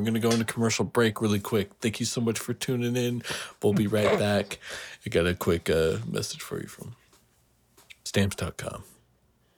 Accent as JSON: {"language": "English", "town": "Kingston", "region": "Washington", "country": "United States", "tie": "born or raised there", "said": "my main hometown is Kingston, Washington"}